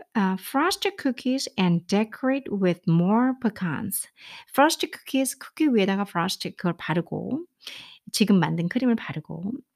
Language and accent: Korean; South Korea; 저는 이제 한국 사람이니까